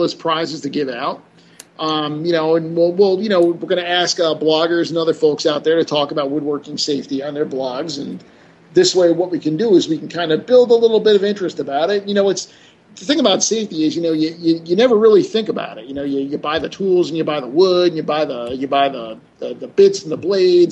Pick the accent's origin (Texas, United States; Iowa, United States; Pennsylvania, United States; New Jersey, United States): New Jersey, United States; I'm from New Jersey.